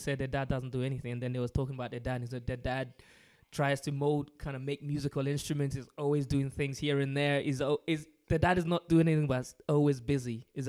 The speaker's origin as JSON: {"language": "English", "region": "London", "country": "United Kingdom", "tie": "born or raised there", "moved": "yes", "lives_now": "Scotland", "said": "I'm from London. I grew up in London"}